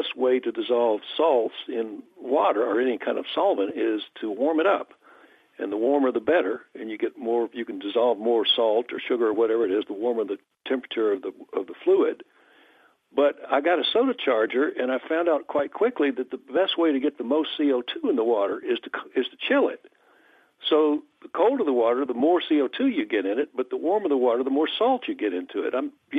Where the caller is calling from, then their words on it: Louisville, Kentucky, United States; Well, I'm calling from Louisville, Kentucky.